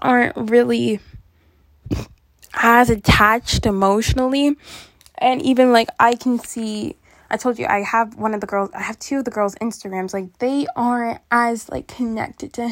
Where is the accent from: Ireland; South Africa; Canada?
Canada; I'm from Canada